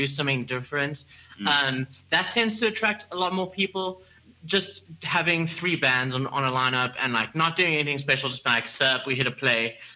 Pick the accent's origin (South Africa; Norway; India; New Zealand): South Africa; first language English; we're English speaking South African folk